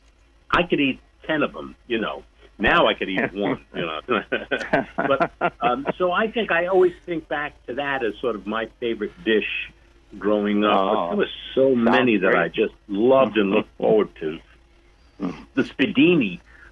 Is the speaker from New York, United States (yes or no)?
yes; New York City, New York, United States; we grew up in Brooklyn, in our little neighborhood